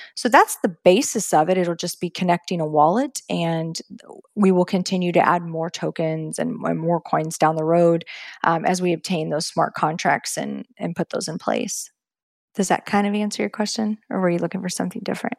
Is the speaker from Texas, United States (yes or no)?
yes; Texas, United States; now in Florida, United States; growing up in Texas